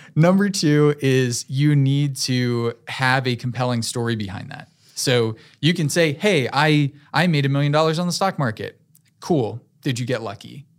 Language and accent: English; Fuquay-Varina, North Carolina, United States; I grew up in Fuquay, so very close to Raleigh. This is my home, and I love this city